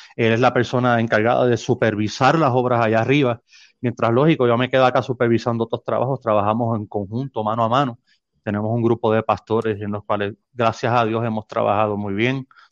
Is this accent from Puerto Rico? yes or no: yes; San Juan, Puerto Rico; moved away as an adult; now in Nogales, Mexico; soy natal de San Juan, Puerto